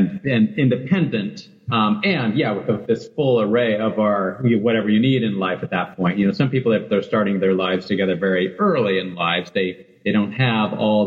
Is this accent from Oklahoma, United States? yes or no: no; Oregon, United States; now in Seattle, United States; I'm from Oregon originally, so I'm definitely a Northwesterner.